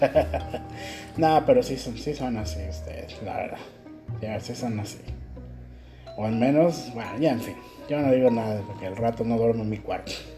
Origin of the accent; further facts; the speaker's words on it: Mexico; moved away as an adult; now in Ecuador; yo vengo de México